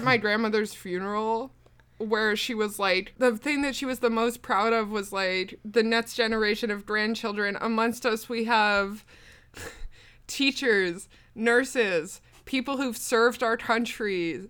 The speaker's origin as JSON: {"language": "English", "region": "Newfoundland and Labrador", "country": "Canada", "said": "people are always disappointed when they find out I'm from Newfoundland, but I don't have a silly little stupid voice."}